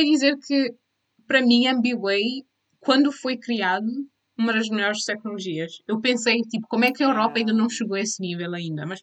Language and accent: Portuguese; Cape Verde; como cabo-verdianas temos a estar cientes da representação do nosso país lá fora